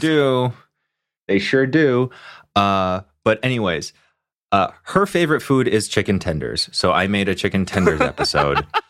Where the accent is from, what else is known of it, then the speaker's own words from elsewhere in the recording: Hong Kong; now in Los Angeles, United States; I grew up in Hong Kong